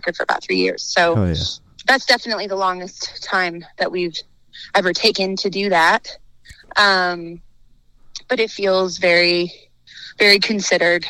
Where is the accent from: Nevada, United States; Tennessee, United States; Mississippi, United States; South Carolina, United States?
Nevada, United States; Reno; a good friend of ours, who we grew up with in Reno